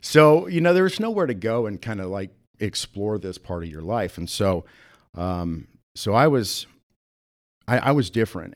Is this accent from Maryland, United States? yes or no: no; Sioux Falls, South Dakota, United States; moved away as an adult; also born or lived in Atlanta / Houston, Texas / Austin, Texas / Minneapolis; I grew up here in Sioux Falls